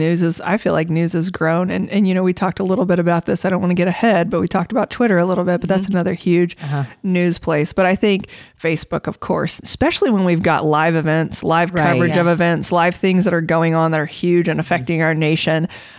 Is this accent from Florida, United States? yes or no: yes; Florida, United States; now in Manhattan, United States; I'm originally from Florida and moved to Manhattan, Kansas.